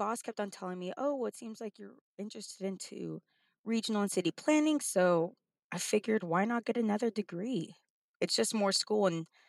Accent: El Paso, Texas, United States; moved away as an adult; now in Oklahoma, United States; So I'm from El Paso, Texas, and went to school at Texas State University.

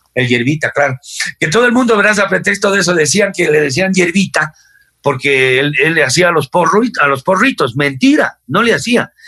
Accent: Ecuador

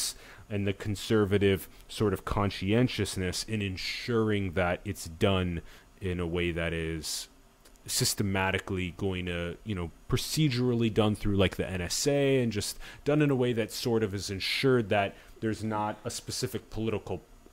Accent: South Dakota, United States; I'm from South Dakota

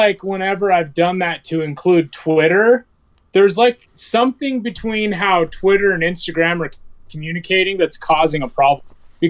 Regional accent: Utah, United States; moved away as an adult; also born or lived in Arizona; I was born and raised here in Utah, just like you guys were. And I remember moving to Arizona

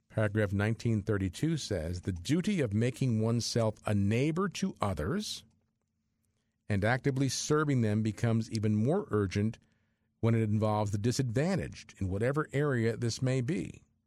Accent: New Brunswick, New Jersey, United States; I grew up in the New Brunswick area, so I went to Saint Peter's Elementary School and Saint Peter's High School

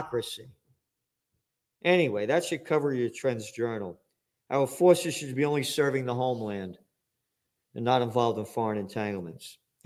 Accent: United States; I'm an American

